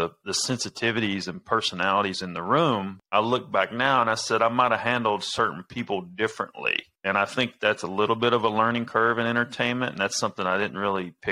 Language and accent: English; the South, United States; accent: redneck; I grew up in the South. I sound like a redneck